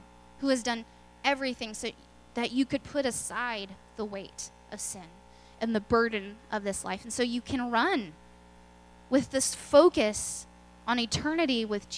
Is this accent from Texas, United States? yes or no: yes; Lubbock, Texas, United States; now in Belton, United States; I'm from Lubbock, where there's actual winters